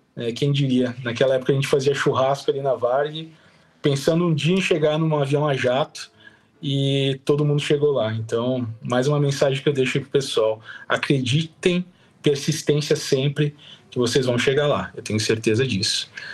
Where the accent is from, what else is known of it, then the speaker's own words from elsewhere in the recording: Caxias do Sul, Rio Grande do Sul, Brazil; sou de Caxias do Sul, do Rio Grande do Sul